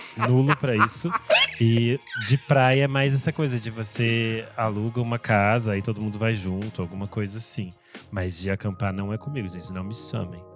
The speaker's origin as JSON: {"language": "Portuguese", "region": "Rio Grande do Sul", "country": "Brazil", "said": "eu sou do Rio Grande do Sul"}